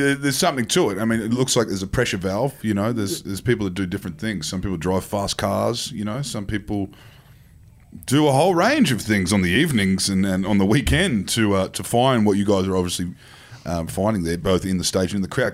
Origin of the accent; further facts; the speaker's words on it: Queensland, Australia; as a Queenslander